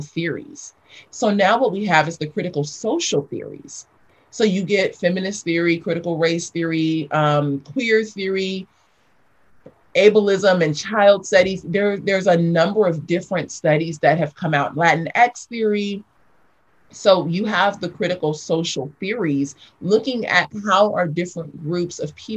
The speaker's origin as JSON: {"language": "English", "town": "Los Angeles", "region": "California", "country": "United States", "tie": "born or raised there", "also_born_or_lived": "South Africa", "said": "I grew up in South Los Angeles."}